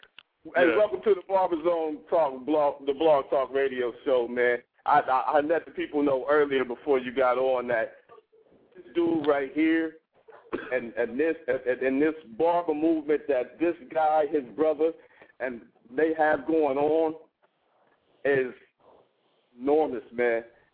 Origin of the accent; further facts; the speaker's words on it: Columbus, Ohio, United States; I'm from Columbus, Ohio.